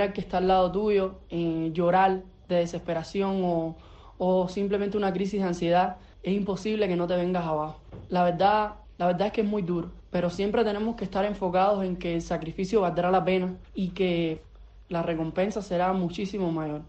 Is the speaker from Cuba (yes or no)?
yes; Cuba; moved away as an adult; now in Mexico; me fui de Cuba